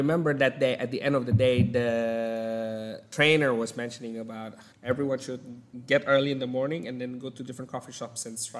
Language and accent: English; Jakarta, Indonesia; moved away as an adult; also born or lived in Sulawesi, Indonesia; now in Australia; I was born in Sulawesi, in one of the coffee island in Indonesia.